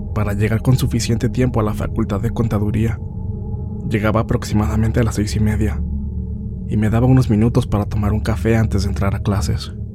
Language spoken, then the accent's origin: Spanish; Rafael Lara Grajales, Puebla, Mexico; soy del municipio de Rafael Lara Grajales, situado al noreste de la capital del estado de Puebla